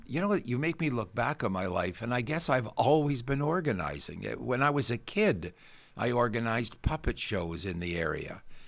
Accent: Guelph, Ontario, Canada; I grew up in Guelph. Yeah. We didn't have a car

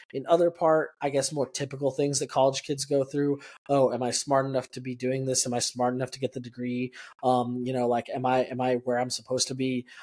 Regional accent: El Paso, Texas, United States; moved away; born and raised in El Paso, Texas

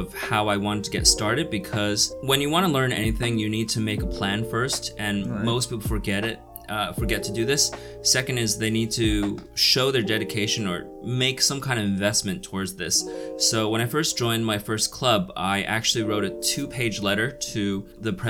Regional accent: United States; moved away as an adult; also born or lived in New Jersey / New York; now in China; I grew up in New Jersey and New York

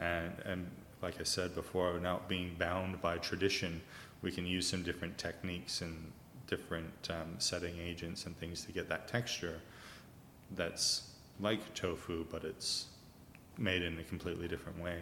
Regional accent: Vancouver, British Columbia, Canada; moved away as an adult; now in Australia; I'm Canadian, originally Canadian, born in Vancouver, and I've been here for 16 years now.

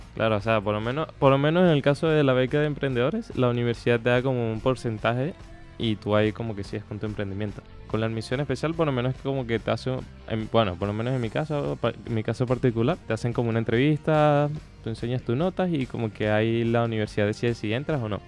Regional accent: Calera de Tango, Santiago Metropolitan Region, Chile; yo soy de Calera Tango

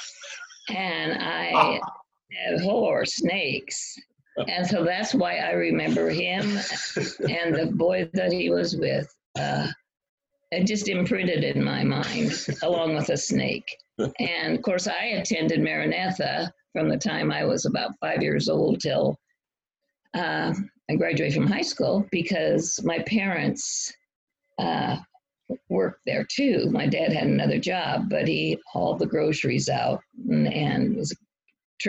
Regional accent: North Platte, Nebraska, United States; moved away as an adult; now in Maryland, United States; I grew up in North Platte, Nebraska

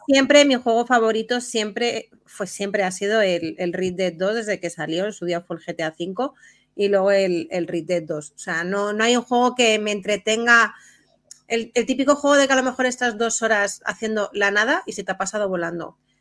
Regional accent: Spain; como buenos españoles

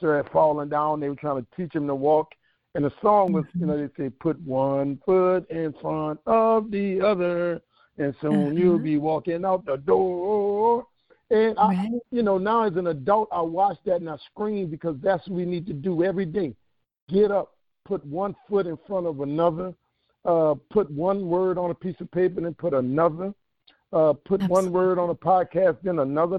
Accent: New Orleans, Louisiana, United States; moved away as an adult; also born or lived in Atlanta, Georgia; I grew up in New Orleans in a house with no books.

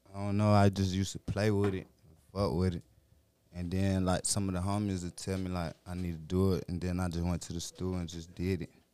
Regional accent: Petersburg, Virginia, United States; I'm from V A.

